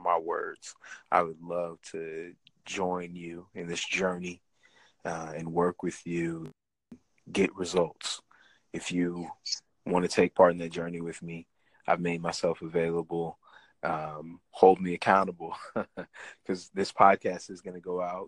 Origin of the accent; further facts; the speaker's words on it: Midwest, United States; United States, Midwest